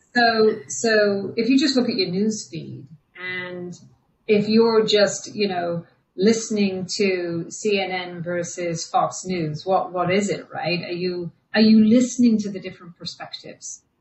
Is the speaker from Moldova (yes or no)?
no; England, United Kingdom; we grew up in England, but my parents were moving back to Ireland